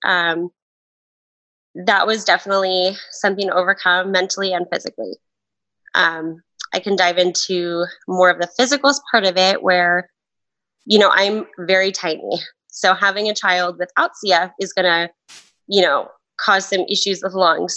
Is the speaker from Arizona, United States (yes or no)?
yes; Tucson, Arizona, United States; I was born and raised in Tucson, Arizona.